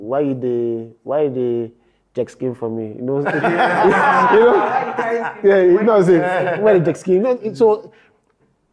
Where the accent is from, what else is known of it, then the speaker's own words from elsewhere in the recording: Nigeria; as a Nigerian